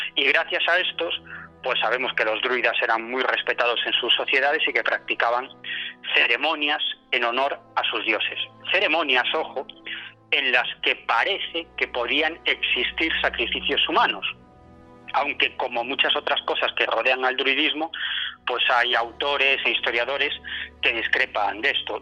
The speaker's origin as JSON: {"language": "Spanish", "region": "Galicia", "country": "Spain", "moved": "yes", "said": "vengo de, de mi tierra, de Galicia"}